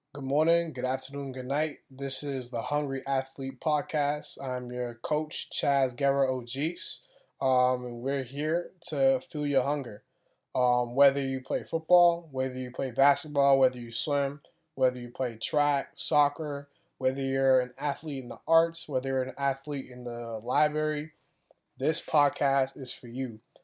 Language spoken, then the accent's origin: English; Boston, Massachusetts, United States; also born or lived in Florida; I'm from Boston, Massachusetts